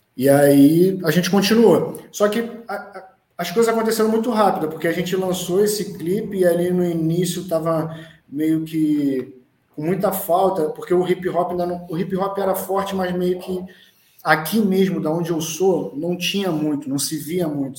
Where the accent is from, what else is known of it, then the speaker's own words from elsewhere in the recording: Rio de Janeiro, Brazil; eu sou de Bento Ribeiro, eu sou do lado, então moro do lado de Madureira.